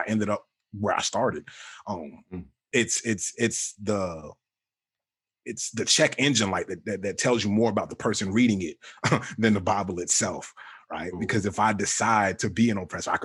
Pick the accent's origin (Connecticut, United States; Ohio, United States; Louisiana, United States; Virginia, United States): Virginia, United States; Richmond; I grew up in Richmond, Virginia for the most part